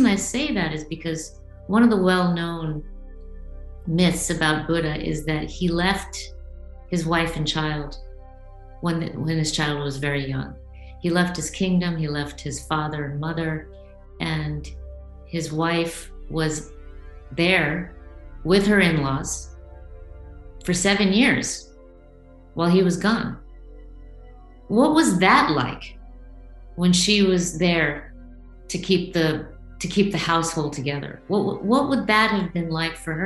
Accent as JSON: {"language": "English", "country": "India", "said": "I come from India"}